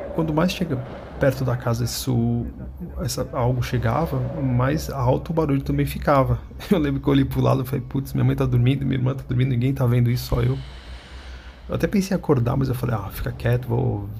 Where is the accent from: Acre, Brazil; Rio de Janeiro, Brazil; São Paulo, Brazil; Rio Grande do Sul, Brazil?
São Paulo, Brazil; sou de São Paulo, capital